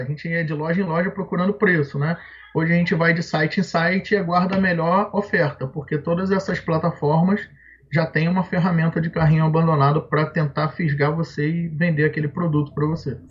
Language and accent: Portuguese; Rio de Janeiro, Brazil; moved away as an adult; now in Nova Friburgo, Brazil; Eu nasci no Rio de Janeiro e morei lá até os meus 20, 23 anos, mais ou menos. E vim para cá, para Friburgo depois